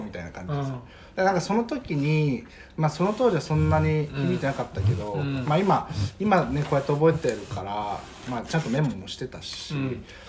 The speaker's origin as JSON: {"language": "Japanese", "region": "Iwate", "country": "Japan", "tie": "born or raised there", "also_born_or_lived": "Fukushima", "moved": "yes", "said": "僕は岩手出身"}